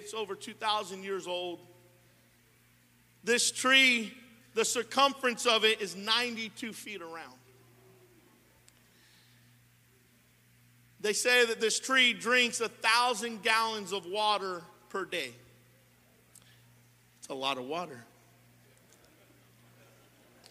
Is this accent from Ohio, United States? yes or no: no; California, United States; also born or lived in Modesto; I've been born and raised in California my whole life